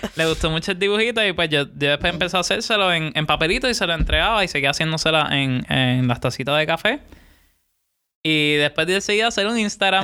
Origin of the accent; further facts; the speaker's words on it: Puerto Rico; yo soy de Puerto Rico.